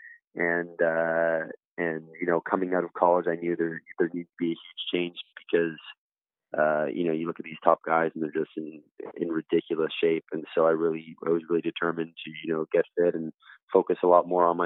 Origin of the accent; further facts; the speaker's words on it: Canada; growing up in Canada and North America